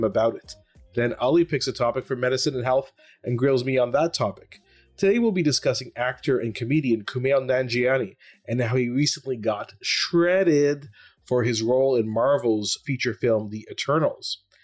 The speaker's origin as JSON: {"language": "English", "town": "Ottawa", "region": "Ontario", "country": "Canada", "also_born_or_lived": "Toronto", "moved": "yes", "said": "I'm from Ottawa and I lived in Toronto when I did my residency"}